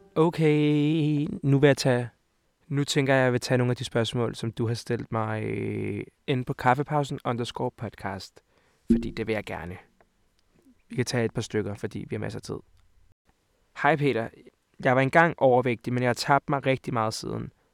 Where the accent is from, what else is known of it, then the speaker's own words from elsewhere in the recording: Hvidovre, Capital Region of Denmark, Denmark; also born or lived in Montenegro; Jeg er 20 år gammel og kommer fra Hvidovre af. Og Montenegro af. Så jeg er halv-halv.